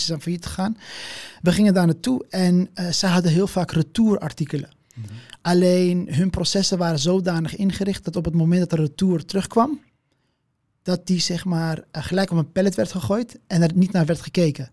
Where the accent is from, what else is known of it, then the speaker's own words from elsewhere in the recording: Amsterdam, North Holland, Netherlands; Amsterdam. En ehm, ja, ja, Marokkaanse afkomst